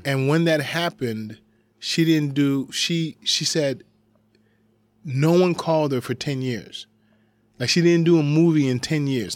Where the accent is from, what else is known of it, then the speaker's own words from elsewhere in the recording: United States; I am coming to you as an American.